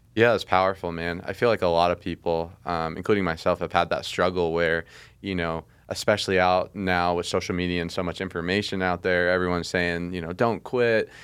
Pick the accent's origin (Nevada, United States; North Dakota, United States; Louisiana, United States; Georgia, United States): Nevada, United States; Las Vegas; I grew up in Vegas